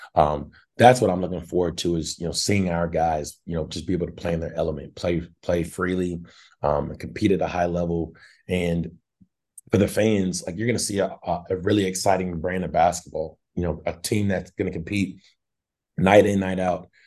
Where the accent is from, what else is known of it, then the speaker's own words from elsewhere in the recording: Northwest Arkansas, United States; I grew up in Northwest Arkansas